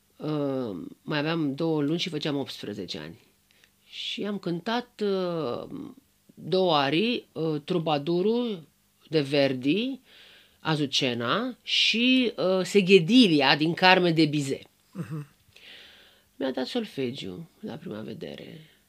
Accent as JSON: {"language": "Romanian", "country": "Romania", "said": "sunt româncă și sunt foarte fericită că sunt româncă"}